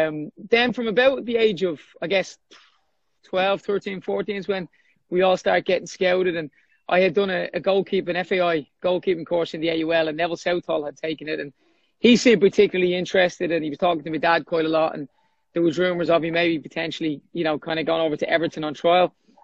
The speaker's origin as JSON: {"language": "English", "town": "Dublin", "region": "Leinster", "country": "Ireland", "tie": "born or raised there", "said": "I grew up in Baldoyle in North Dublin."}